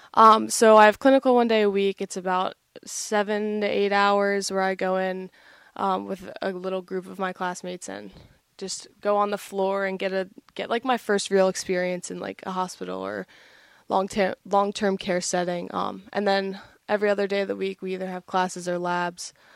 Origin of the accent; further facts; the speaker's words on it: Sewell, New Jersey, United States; moved away as an adult; now in New Hampshire, United States; I'm from Sewell, New Jersey.